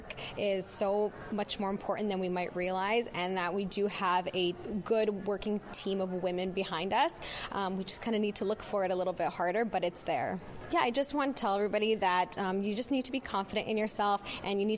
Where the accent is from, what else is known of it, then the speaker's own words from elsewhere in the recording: Ontario, Canada; I'm from Ontario